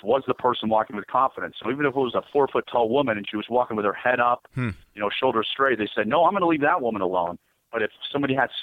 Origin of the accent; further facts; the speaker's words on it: United States; I'm an American